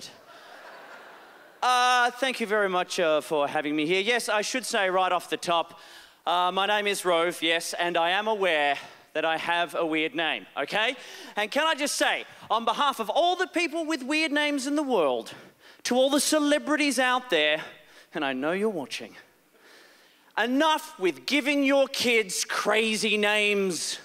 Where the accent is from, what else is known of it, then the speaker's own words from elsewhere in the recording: Australia; I am Australian